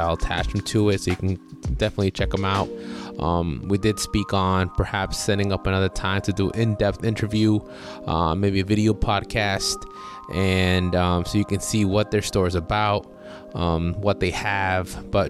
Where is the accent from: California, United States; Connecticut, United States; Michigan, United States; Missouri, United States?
Connecticut, United States; Bridgeport; from my hometown, Bridgeport, Connecticut.